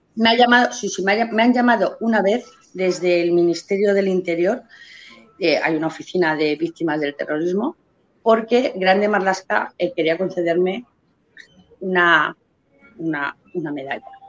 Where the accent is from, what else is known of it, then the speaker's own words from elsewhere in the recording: Spain; como madre como española, como ciudadana española, porque lo soy a mucha honra